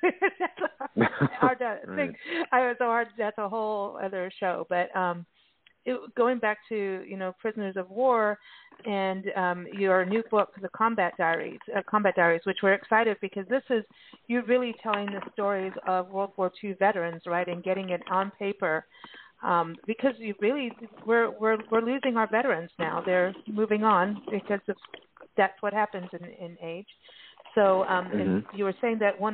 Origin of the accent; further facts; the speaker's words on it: South Africa; moved away; I grew up in South Africa.